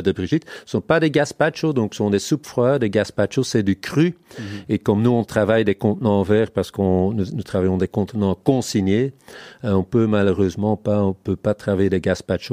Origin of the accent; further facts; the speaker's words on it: Hoogstraten, Flanders, Belgium; first language Dutch; French is a second language; moved away as an adult; now in Brussels, Belgium; je suis vrai néerlandophone à la base. Je viens des, des Flandres profondes, Hoogstraten, près de la frontière hollandaise. Mais ça fait quand même 25 ans euh, que j'habite ici